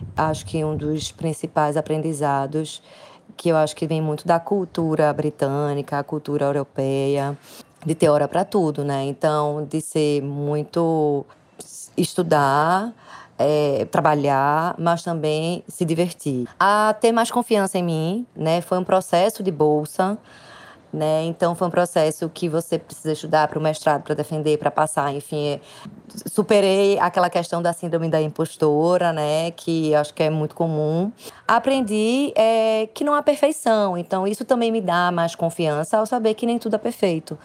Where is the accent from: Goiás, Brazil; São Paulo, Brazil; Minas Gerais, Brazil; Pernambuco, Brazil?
Pernambuco, Brazil; Recife; sou do Recife